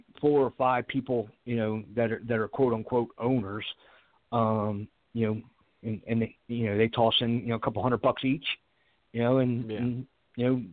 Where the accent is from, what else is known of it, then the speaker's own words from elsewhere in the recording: Baltimore, Maryland, United States; I'm from Baltimore